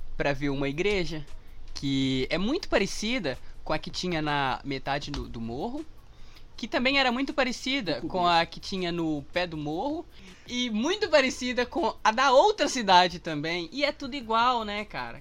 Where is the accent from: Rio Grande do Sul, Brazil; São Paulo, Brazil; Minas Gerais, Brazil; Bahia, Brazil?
Minas Gerais, Brazil; Sabará; A minha avó é de Sabará, então eu passei a minha vida inteira em Sabará